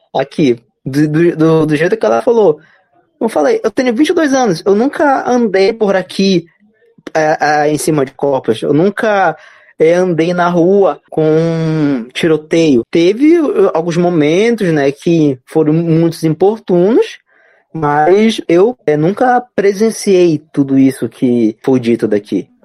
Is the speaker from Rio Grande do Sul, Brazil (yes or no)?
no; Belém, Pará, Brazil; eu moro aqui em Belém desde quando nasci, na capital paraense, tenho 22 anos. Posso dizer, como paraense, belenense